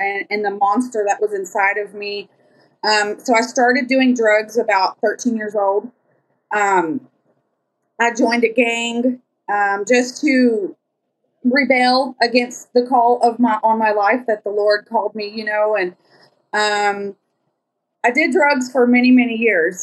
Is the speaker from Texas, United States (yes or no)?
yes; Lubbock, Texas, United States; I'm from Lubbock, Texas